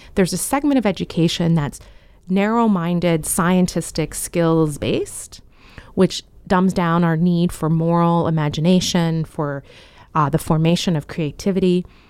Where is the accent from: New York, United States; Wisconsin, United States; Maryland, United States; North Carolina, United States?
Maryland, United States; Frederick; I was born and raised in Frederick, Maryland